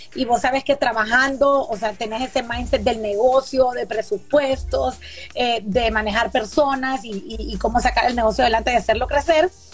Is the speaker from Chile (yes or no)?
no; Honduras; soy hondureña